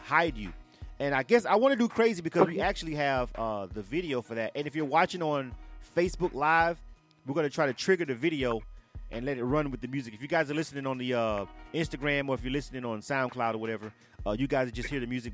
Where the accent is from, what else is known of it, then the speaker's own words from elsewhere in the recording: Panama City, Florida, United States; I'm born and raised in Florida. Uh, I'm from mm. Panama City. I'm from the Panhandle